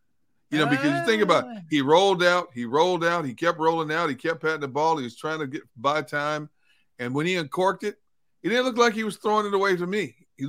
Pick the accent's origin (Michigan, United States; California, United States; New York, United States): Michigan, United States; I'm from Michigan.